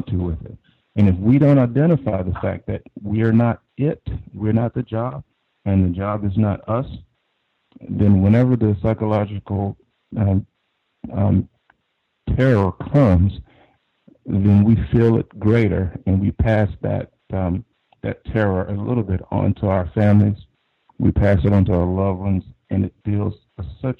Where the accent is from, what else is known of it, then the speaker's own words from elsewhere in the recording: Deep South, United States; now in Northern Virginia, United States; I live in the Northern Virginia area, but I'm originally from the Deep South